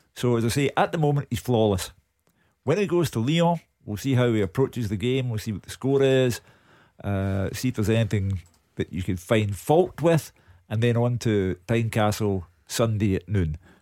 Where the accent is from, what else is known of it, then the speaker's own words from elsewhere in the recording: Glasgow, Scotland, United Kingdom; growing up in Partick